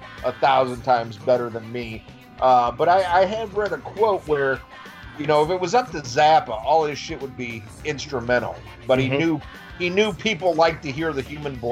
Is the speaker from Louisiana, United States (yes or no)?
no; about 50 minutes south of Chicago, Illinois, United States; now in the South, United States; I grew up about 50 minutes south of Chicago